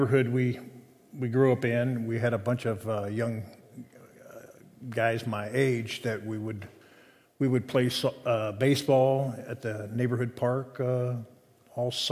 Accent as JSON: {"language": "English", "town": "Hamilton", "region": "Ohio", "country": "United States", "tie": "born or raised there", "said": "Hamilton, Ohio"}